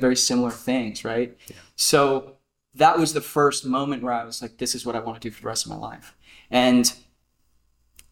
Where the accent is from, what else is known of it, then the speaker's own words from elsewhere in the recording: New Jersey, United States; I come from New Jersey. In the backwoods of South Jersey